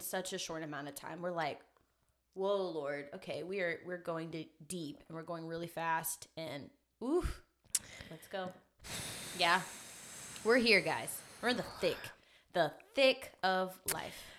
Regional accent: Memphis, Tennessee, United States; Born and raised in Memphis

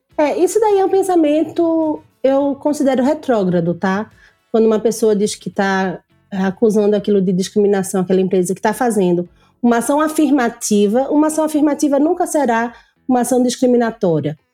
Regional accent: Pernambuco, Brazil; eu sou nordestina. Eu fiz faculdade no Nordeste. A minha faculdade eu fiz Católica de Pernambuco

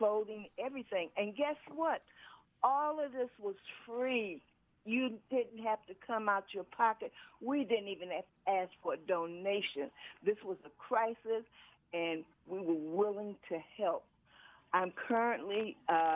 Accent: Chicago, Illinois, United States; moved away as an adult; now in US Virgin Islands; I'm originally from Chicago, Illinois. I came here in the year of 2000.

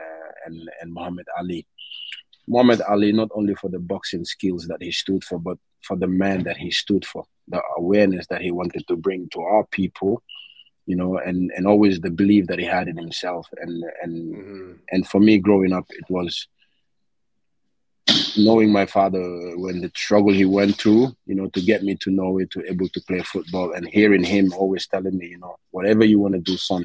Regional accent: Gambia; growing up in Gambia when I was 8 years old, I had a great childhood

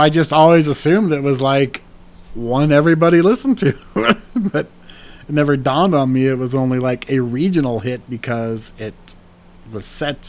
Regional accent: Black Hills of Dakota, South Dakota, United States; I grew up in the Black Mountain Hills of Dakota

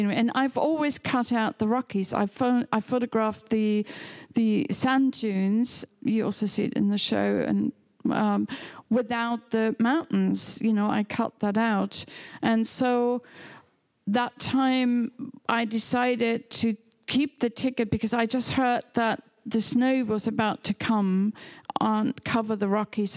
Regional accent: Hamburg, Germany; English is a second language; moved away as an adult; also born or lived in England; now in New York, United States; I was born in near Hamburg on the River Elbe

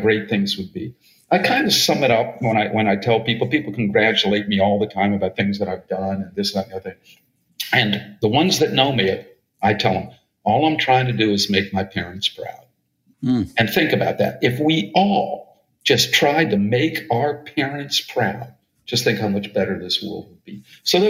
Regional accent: East Coast, United States; I'm from the East Coast

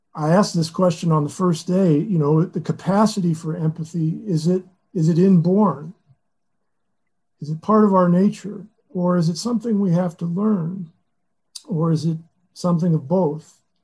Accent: Lexington, Kentucky, United States; Lexington, about two and a half hours from the monastery, which is my hometown, Lexington.

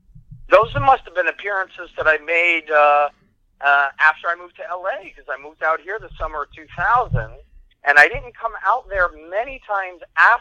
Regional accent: Syracuse, New York, United States; also born or lived in Italy; I was born in Italy, and I moved here. My first grade in the United States was the fourth grade. And I remember in fourth grade, I was looking, we were having a Halloween parade, and I grew up, in those years, it was Syracuse, New York

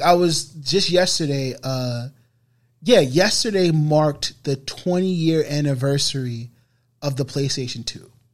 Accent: New York City, New York, United States; growing up on the Bro, uh, on Boston Road

